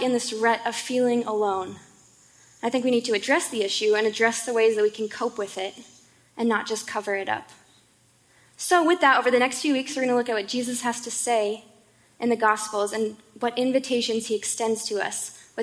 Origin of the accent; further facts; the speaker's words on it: Boulder, Colorado, United States; moved away as an adult; now in Seattle, United States; I was born and raised in Boulder, Colorado, and I lived there almost my entire life until I moved here in August.